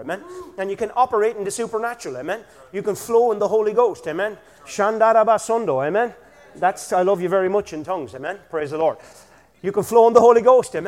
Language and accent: English; Killarney, Munster, Ireland; I'm from Killarney